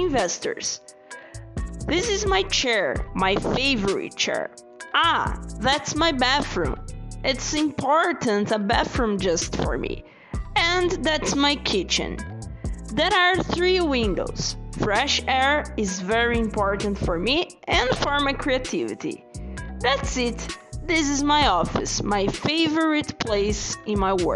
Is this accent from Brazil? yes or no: yes; Brazil; English is a second language; I'm from Brazil.